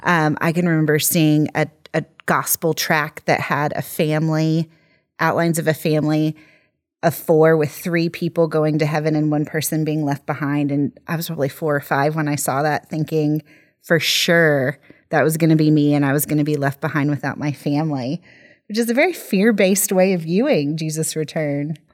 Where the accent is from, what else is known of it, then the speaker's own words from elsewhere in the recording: United States; moved away; growing up as an American in the evangelical church in the eighties and nineties